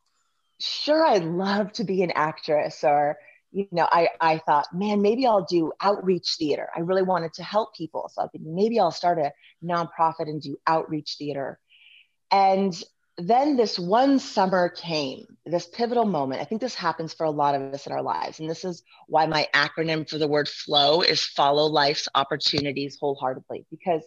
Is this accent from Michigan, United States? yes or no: no; Southern California, United States; moved away as an adult; also born or lived in Lincoln, Nebraska; I grew up in Southern California